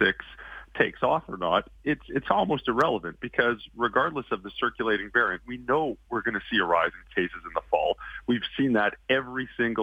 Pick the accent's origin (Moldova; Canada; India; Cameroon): Canada; Calgary, Alberta; moved away as an adult; now in Toronto, Canada; I'm from Calgary originally.